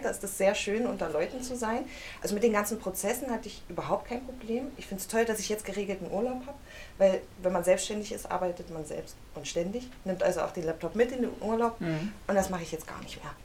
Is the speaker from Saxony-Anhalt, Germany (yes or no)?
yes; Halle, Saxony-Anhalt, Germany; Ich komme aus Halle